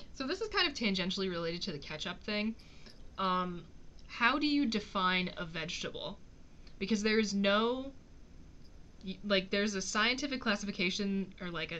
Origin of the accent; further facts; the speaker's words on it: United States; I'm American.